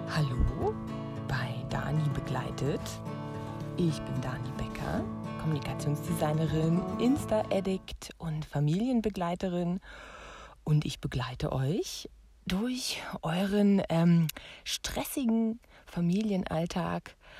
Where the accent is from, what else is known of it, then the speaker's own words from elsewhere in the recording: Germany; ich komme aus der DDR